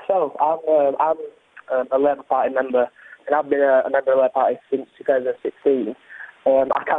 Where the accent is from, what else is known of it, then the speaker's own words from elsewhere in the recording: Rochdale, North West England, United Kingdom; I'm from Rochdale.